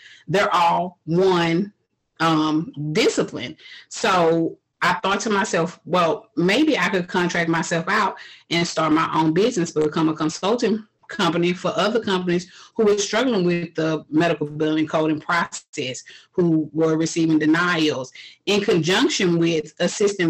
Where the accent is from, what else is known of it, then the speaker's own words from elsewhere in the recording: Houston, Texas, United States; I was born and raised in Houston, Texas.